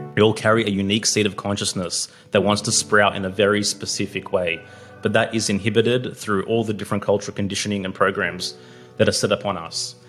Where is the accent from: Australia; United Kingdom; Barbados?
Australia; I was born in Australia